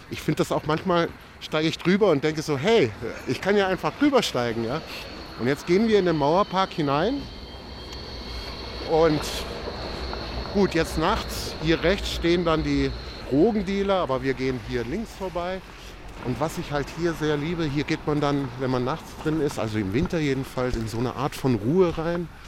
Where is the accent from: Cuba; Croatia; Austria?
Croatia; now in Germany; Also in meinem Heimatdorf in den kroatischen Dinara Gebirgen waren wir so 50 Prozent Kroaten, 50 Prozent Serben. Aber wir waren natürlich trotzdem Jugoslawen und wir waren Tito-Jugoslawen.